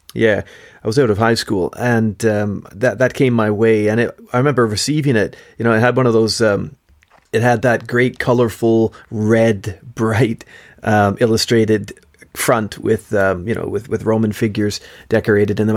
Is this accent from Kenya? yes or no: no; Canada; Josh and I grew up as cousins in Canada